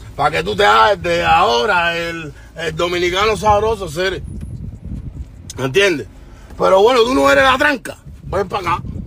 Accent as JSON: {"language": "Spanish", "region": "Havana", "country": "Cuba", "said": "Yo soy de La Habana, de Cuba, de La Habana"}